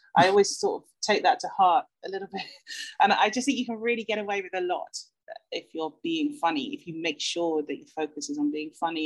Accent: United Kingdom; as a British person

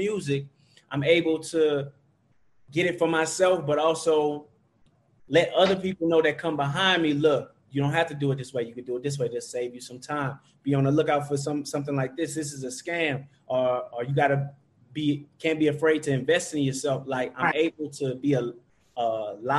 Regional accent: New Orleans, Louisiana, United States; moved away; also born or lived in Dallas; I'm from New Orleans. I claim New Orleans. But after Hurricane Katrina, I moved to Dallas

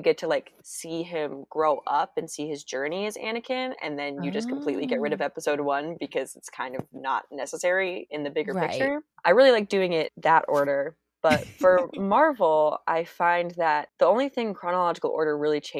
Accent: San Francisco Bay Area, California, United States; I grew up in the San Francisco Bay Area

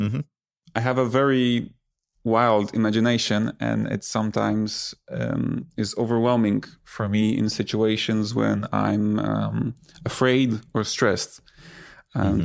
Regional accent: Poland; I grew up in Poland

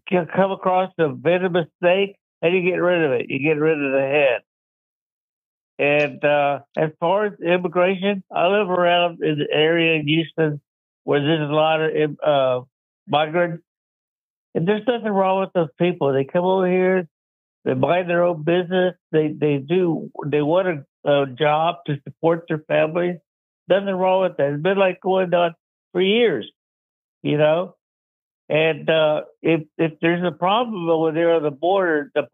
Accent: Estonia; moved away; I'm a native Estonian, a law-abiding citizen

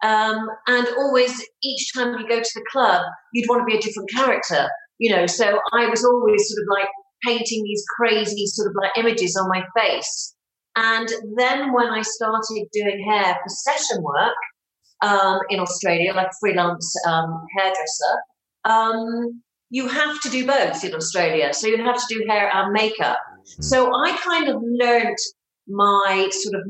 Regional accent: Bristol, South West England, United Kingdom; moved away as an adult; now in England; I come from the West Country of England. So I grew up in Bristol.

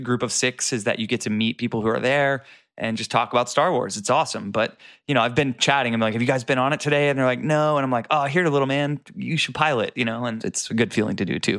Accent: Florida, United States; I grew up in Florida

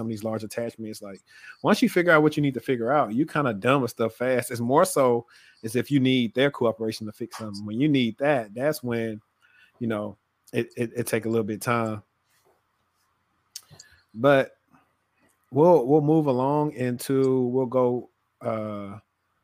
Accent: Shreveport, Louisiana, United States; now in Dallas-Fort Worth, United States; I'm from Louisiana, from Shreveport to be exact

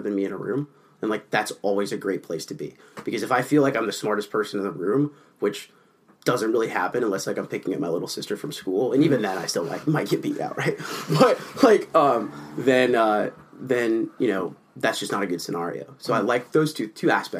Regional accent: Southern California, United States; now in Minnesota, United States; I grew up in Southern California

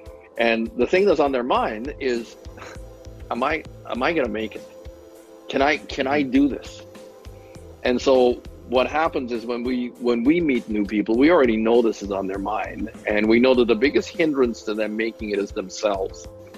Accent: Montreal, Quebec, Canada; also born or lived in Fort St. John; So I finished high school in Canada, attended college before I became a college dropout. And then I moved west from Montreal, Quebec, moved to British Columbia, northeast British Columbia, as a matter of fact. I lived in a little town called Fort St. John.

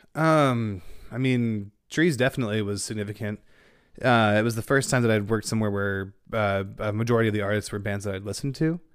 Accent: Denton, Texas, United States; growing up in Denton

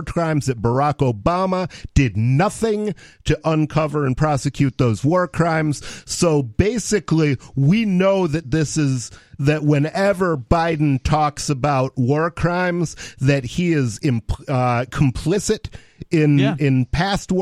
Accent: United States; as an American

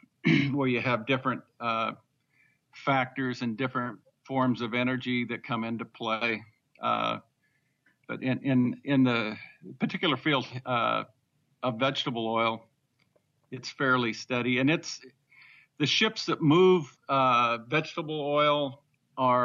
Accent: Northern Idaho, United States; growing up in Northern Idaho

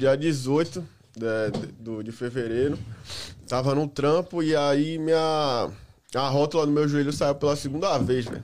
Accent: Salvador, Bahia, Brazil; moved away as an adult; now in United States; Salvador, Bahia

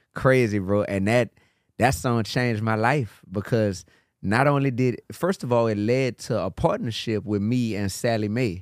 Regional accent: New Orleans, Louisiana, United States; I grew up in New Orleans

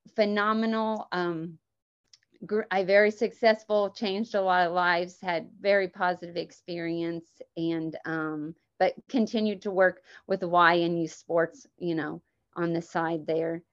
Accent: Emporia, Kansas, United States; moved away as an adult; now in Lake Wales, United States; grew up in Emporia, Kansas

